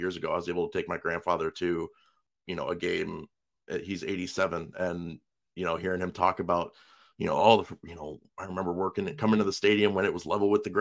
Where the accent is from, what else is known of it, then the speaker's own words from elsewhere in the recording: Ohio, United States; born and raised in Ohio